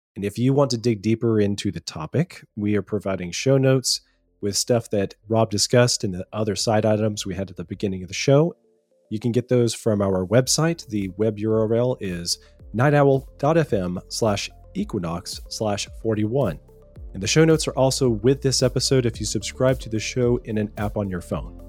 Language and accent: English; Powder Springs, Georgia, United States; born or raised there; also born or lived in Virginia